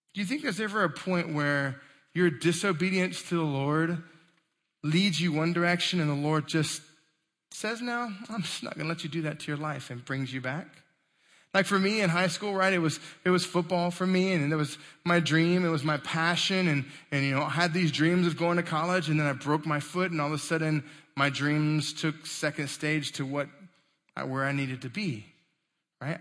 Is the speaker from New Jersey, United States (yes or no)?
no; Texas, United States; I'm from Texas and that's what we say